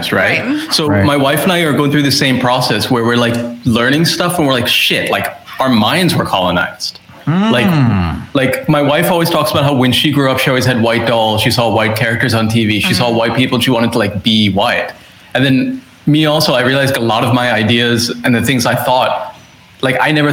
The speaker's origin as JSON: {"language": "English", "town": "Columbus", "region": "Ohio", "country": "United States", "tie": "born or raised there", "also_born_or_lived": "Canada", "moved": "as an adult", "lives_now": "Sri Lanka", "said": "my dad got a job at Ohio State University. So I grew up in Columbus, Ohio"}